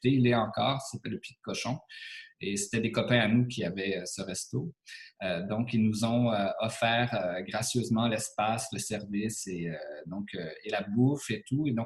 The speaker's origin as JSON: {"language": "French", "town": "Montreal", "region": "Quebec", "country": "Canada", "said": "moi, je n'étais pas natif de cette région-ci, donc je venais de Montréal."}